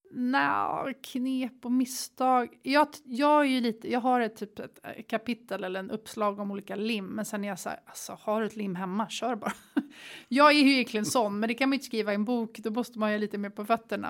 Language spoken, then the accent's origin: Swedish; Sweden; moved away as an adult; also born or lived in Bali, Indonesia; Vi har som svensk ett pass som man kan röra sig över hela världen